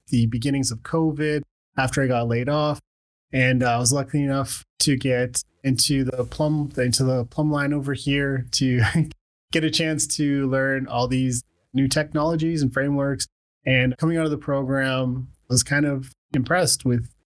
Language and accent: English; Calgary, Alberta, Canada; also born or lived in Khartoum, Sudan / Lethbridge, Canada; I was born in Sudan, Khartoum, Sudan, and my family emigrated to Canada when I was pretty young. So just like a little guy, and we came to Lethbridge originally. And yeah, just like a year or two after that, we moved to Calgary